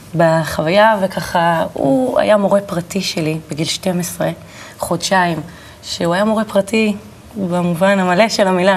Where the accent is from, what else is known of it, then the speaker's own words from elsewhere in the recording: Kiryat Tiv'on, Northern District, Israel; גדלתי בטבעון